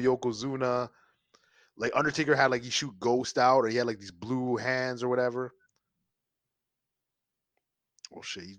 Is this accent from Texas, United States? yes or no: yes; Texas, United States; I'm like, yo, what is this? I'm from Texas. I was